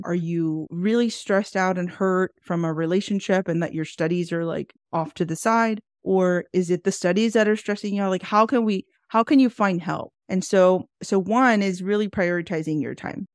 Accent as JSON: {"language": "English", "town": "Houston", "region": "Texas", "country": "United States", "tie": "born or raised there", "said": "I am born and raised in Houston, Texas"}